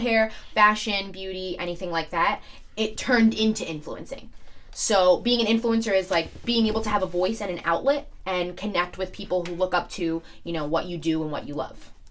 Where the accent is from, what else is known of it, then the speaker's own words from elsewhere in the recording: New York City, New York, United States; I'm from Staten Island, and a lot of people think I'm just from New York